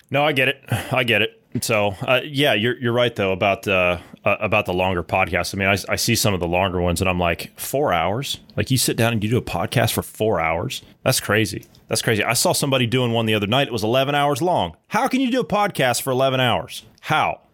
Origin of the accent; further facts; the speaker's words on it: United States; as an American